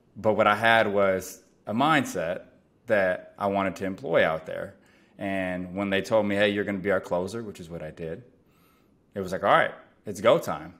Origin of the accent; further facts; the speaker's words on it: San Francisco Bay Area, California, United States; born and raised in the San Francisco Bay Area